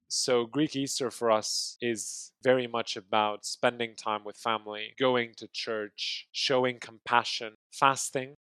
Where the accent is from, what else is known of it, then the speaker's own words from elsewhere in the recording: Kinshasa, DR Congo; also born or lived in Maputo, Mozambique; now in Greece; I was brought up in Kinshasa